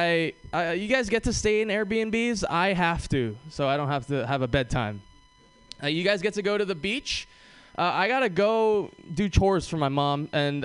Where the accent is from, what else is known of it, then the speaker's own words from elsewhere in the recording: Hawaii, United States; moved away; growing up in Hawaii was awesome